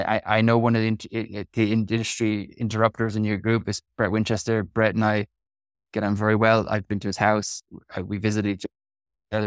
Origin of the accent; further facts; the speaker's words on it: Kerry, Munster, Ireland; moved away as an adult; also born or lived in Wales / Bristol, England; now in Portlaoise, Ireland; I'm from Kerry, which is southwest